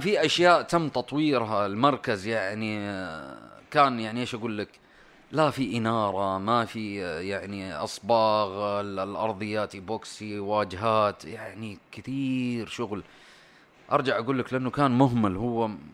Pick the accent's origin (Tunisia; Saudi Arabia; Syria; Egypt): Saudi Arabia; انا سعودي